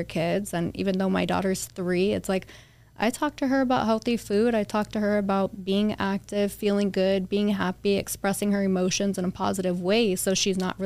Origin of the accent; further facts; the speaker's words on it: Las Vegas, Nevada, United States; we grew up in Queensridge